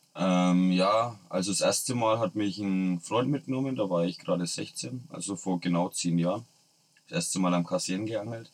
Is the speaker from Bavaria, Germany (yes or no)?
yes; Nuremberg, Bavaria, Germany; bei uns in Nürnberg